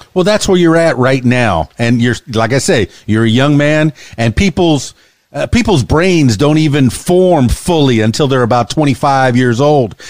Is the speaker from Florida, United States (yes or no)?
yes; Miami, Florida, United States; now in Arkansas, United States; I come from Miami, Florida, and the Florida Keys